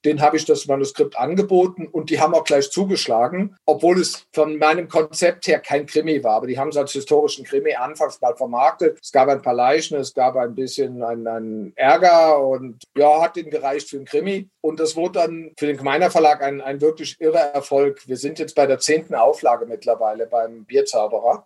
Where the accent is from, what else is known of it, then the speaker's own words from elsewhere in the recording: Bitburg, Rhineland-Palatinate, Germany; moved away as an adult; also born or lived in Bavaria / United States / Austria; now in Brunn, Austria; Ich bin auch in Bitburg dann aufgewachsen